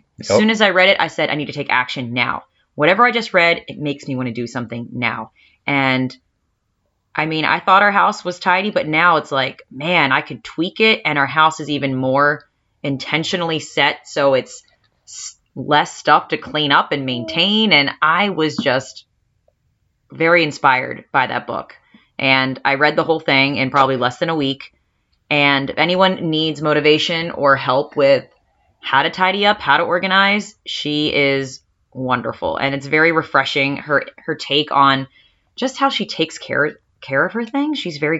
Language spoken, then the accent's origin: English; Baltimore, Maryland, United States